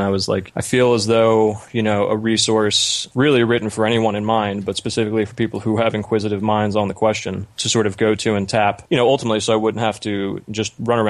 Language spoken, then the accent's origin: English; New Jersey, United States; also born or lived in New York City / Alabama / North Carolina; Yeah, originally I'm from just outside Philadelphia in New Jersey in the United States, and just generally lived all over the U.S.